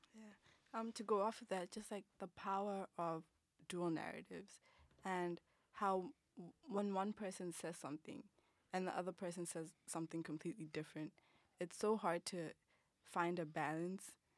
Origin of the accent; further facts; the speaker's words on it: Botswana; moved away; I'm from Botswana